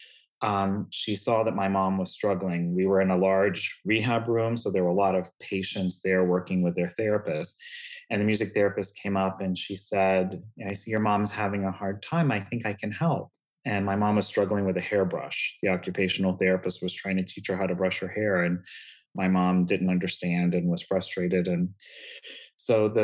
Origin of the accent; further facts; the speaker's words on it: Lakeland, Florida, United States; I grew up in Lakeland, Florida, which is just between Orlando and Tampa, Central Florida